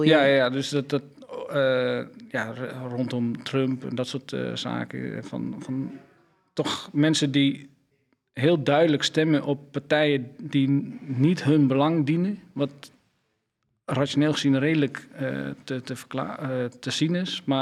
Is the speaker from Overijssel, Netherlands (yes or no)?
yes; Vriezenveen, Overijssel, Netherlands; Ik kom uit Twente.